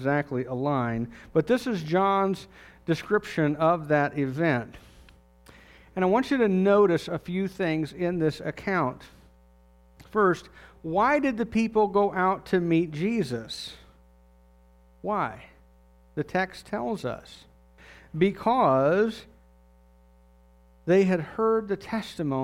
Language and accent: English; United States; as an American